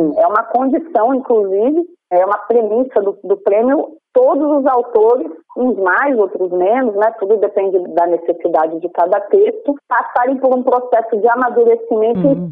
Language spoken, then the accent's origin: Portuguese; interior of Bahia, Brazil; now in Rio de Janeiro, Brazil; Eu sou uma pessoa que, que vim do interior da Bahia, então eu morei no interior da Bahia na década de 80, 90